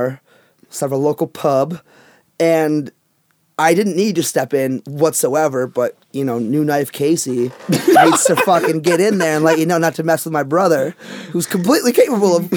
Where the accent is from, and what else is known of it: Rochester, New York, United States